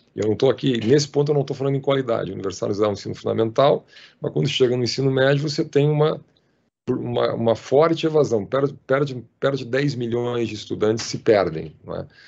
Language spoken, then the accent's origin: Portuguese; Porto Alegre, Rio Grande do Sul, Brazil; na minha cidade natal, Porto Alegre